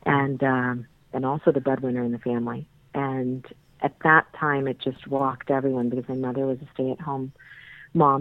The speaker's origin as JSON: {"language": "English", "town": "Mount Vernon", "region": "Virginia", "country": "United States", "tie": "born or raised there", "said": "I grew up in Mount Vernon in Virginia."}